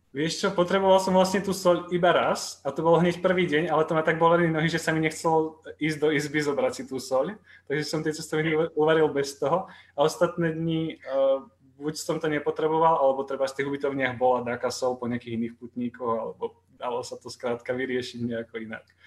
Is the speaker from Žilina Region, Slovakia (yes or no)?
yes; Dolný Kubín, Žilina Region, Slovakia; moved away as an adult; now in Brno, Czech Republic; pochádzam z Dolného Kubína